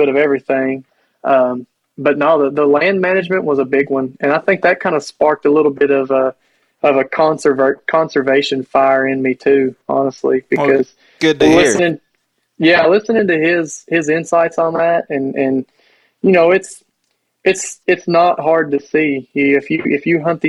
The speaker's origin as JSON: {"language": "English", "region": "Kentucky", "country": "United States", "said": "I'm from Kentucky"}